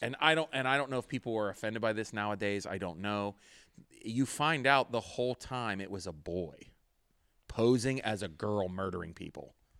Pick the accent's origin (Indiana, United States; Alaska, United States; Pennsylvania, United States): Pennsylvania, United States; Pittsburgh; I'm from Pittsburgh